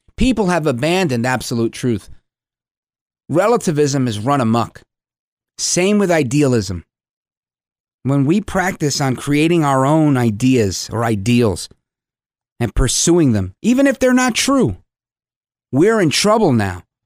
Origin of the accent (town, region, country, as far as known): United States